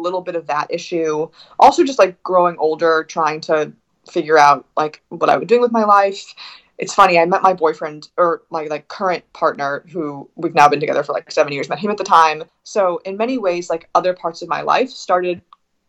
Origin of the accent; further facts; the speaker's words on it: West Coast, United States; moved away as an adult; also born or lived in Bend, Oregon; I'm from the West Coast